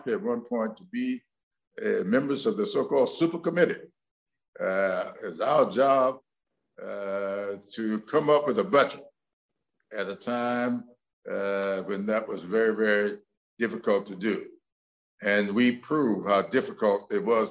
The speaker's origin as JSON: {"language": "English", "region": "South Carolina", "country": "United States", "tie": "born or raised there", "said": "my home state of South Carolina"}